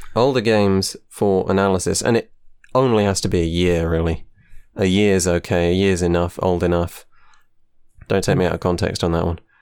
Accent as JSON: {"language": "English", "country": "United Kingdom", "said": "I am from the U K"}